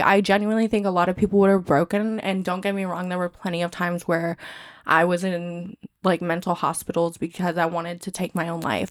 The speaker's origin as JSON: {"language": "English", "region": "California", "country": "United States", "tie": "born or raised there", "moved": "yes", "said": "I grew up in California"}